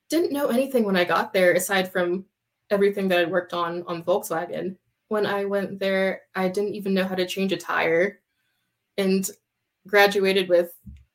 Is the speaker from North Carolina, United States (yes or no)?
yes; North Carolina, United States; I went to the Wake Tech Community College in Raleigh. I'm from North Carolina.